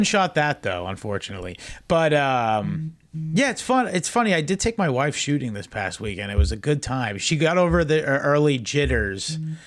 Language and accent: English; Massachusetts, United States; I'm from Massachusetts